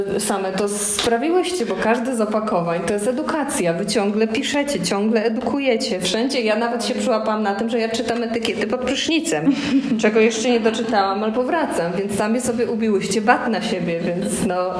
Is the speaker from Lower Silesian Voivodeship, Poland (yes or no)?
yes; Jizera Mountains, Lower Silesian Voivodeship, Poland; kobiety, która się wychowywała w górach izerskich